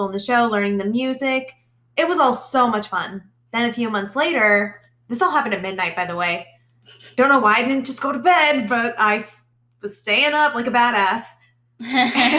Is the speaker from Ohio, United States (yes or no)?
no; Nebraska, United States; moved away; I'm from Nebraska